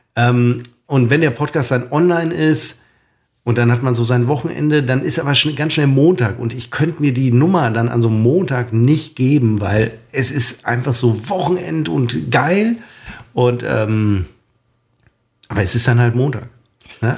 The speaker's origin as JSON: {"language": "German", "town": "Münster", "region": "North Rhine-Westphalia", "country": "Germany", "said": "ich bin Münsteraner."}